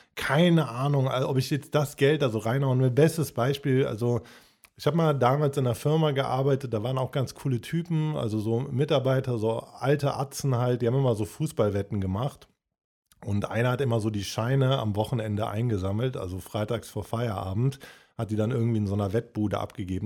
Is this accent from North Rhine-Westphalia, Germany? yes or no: yes; Cologne, North Rhine-Westphalia, Germany; Bei uns in Köln